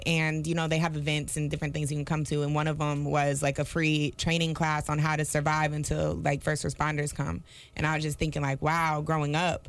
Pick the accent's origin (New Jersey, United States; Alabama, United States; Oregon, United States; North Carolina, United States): North Carolina, United States; Charlotte; I'm from Charlotte, like born and raised in Charlotte.